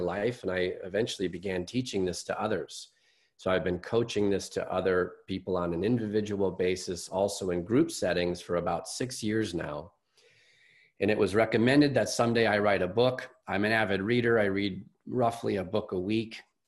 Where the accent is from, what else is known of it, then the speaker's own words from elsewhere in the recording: Chicago, Illinois, United States; I'm a Midwesterner. I'm from Chicago